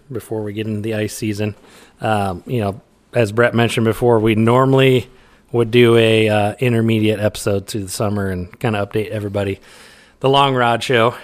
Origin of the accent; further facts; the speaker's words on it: Iowa, United States; We're two guys from Iowa